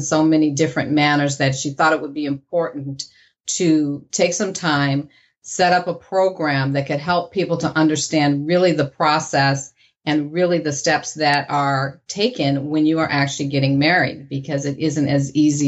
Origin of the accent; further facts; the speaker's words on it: Ohio, United States; also born or lived in Sacramento, California; now in San Jose, United States; So I am originally from Ohio. I moved out here quite a few years ago